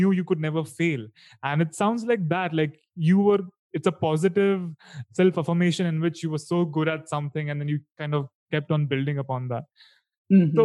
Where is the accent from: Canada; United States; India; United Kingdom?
India; I come from Indian education system